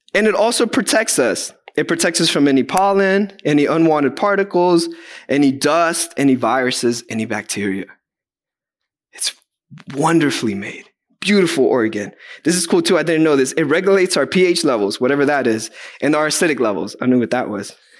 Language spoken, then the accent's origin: English; Guatemala; moved away; I'm from Guatemala